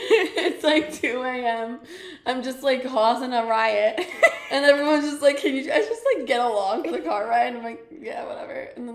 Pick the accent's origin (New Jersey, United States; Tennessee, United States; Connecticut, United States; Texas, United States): New Jersey, United States; I'm 25. I'm also from New Jersey.